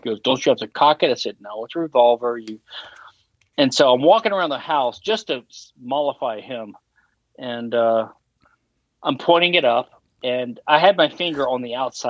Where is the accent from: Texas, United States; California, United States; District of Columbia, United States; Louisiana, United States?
Louisiana, United States; accent: Louisiana; I'm from Louisiana